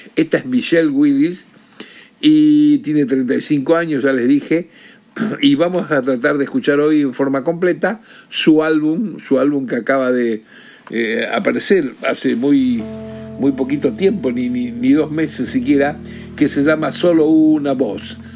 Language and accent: Spanish; Rosario, Santa Fe, Argentina; yo era chico, eh, niñito y hasta adolescente, desde Rosario, de donde soy